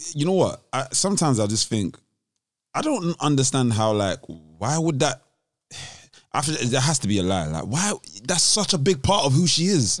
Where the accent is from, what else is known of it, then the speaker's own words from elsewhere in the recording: London, United Kingdom; being from London